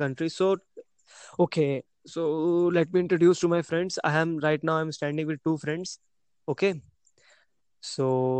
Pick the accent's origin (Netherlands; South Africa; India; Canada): India; I'm from India.